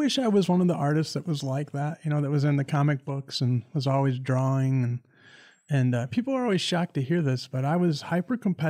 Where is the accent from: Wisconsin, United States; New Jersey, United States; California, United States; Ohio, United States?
Ohio, United States; Greenwich; I'm from a small town in Ohio named Greenwich. People used to say there's no stoplights and no restaurants or anything significant there. There's about 1,400 people.